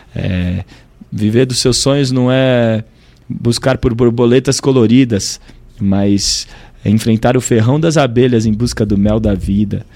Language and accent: Portuguese; Brasília, Federal District, Brazil; also born or lived in United States; … de Brasília